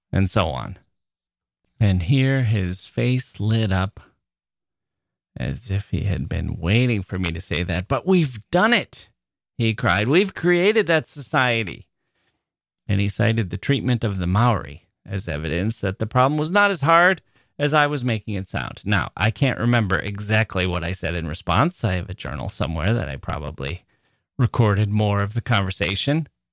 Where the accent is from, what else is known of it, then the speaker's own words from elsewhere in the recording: United States; As an American